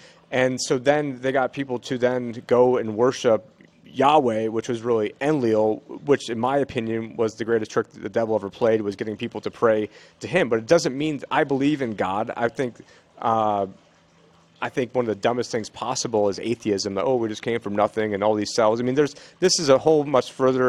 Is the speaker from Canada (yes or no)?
no; Israel; born there; I have two sisters that are Jewish. I was born in Israel.